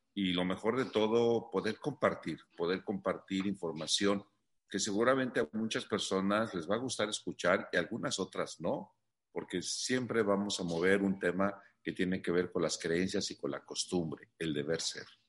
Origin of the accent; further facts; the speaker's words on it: Mexico City, Mexico; yo soy originario de la Ciudad de México